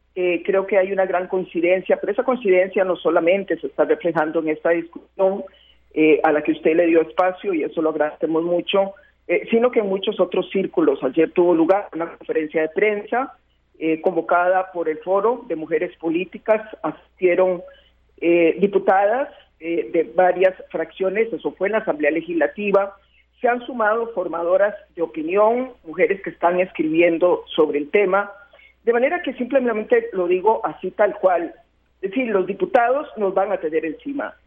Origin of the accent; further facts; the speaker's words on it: Costa Rica; yo, como muchos costarricenses